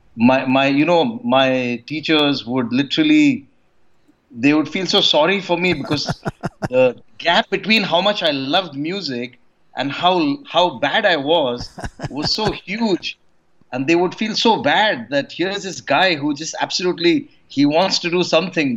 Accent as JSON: {"language": "English", "country": "India", "tie": "born or raised there", "said": "I grew up in a very small town in India"}